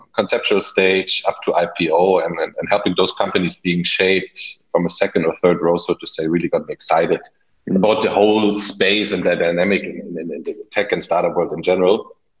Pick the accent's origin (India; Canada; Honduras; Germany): Germany; English is a second language; also born or lived in United Kingdom; I mean, myself, German, as you might hear from my slight accent, lived most of my life abroad, so spent some time in the UK as a child and later for my professional career